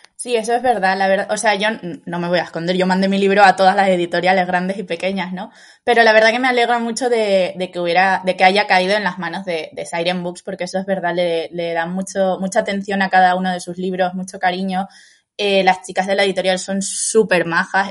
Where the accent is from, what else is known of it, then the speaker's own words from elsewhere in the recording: Lanzarote, Canary Islands, Spain; soy de Lanzarote, ¿no? Entonces siempre he estado como muy, muy cerca del mar